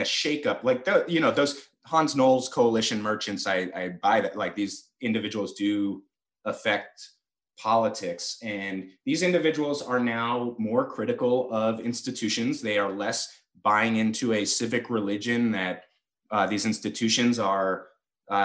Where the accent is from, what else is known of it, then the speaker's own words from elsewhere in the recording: San Francisco, California, United States; I'm from San Francisco, California. Like, I am the Bay Area hyphy movement Warriors fan